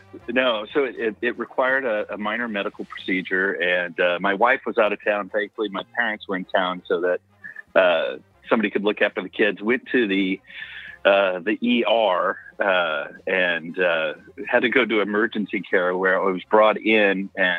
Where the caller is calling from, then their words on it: Iowa City, Iowa, United States; also born or lived in Minneapolis; Iowa City, Iowa, but my old Minneapolis area code, maybe we're throwing Dez off.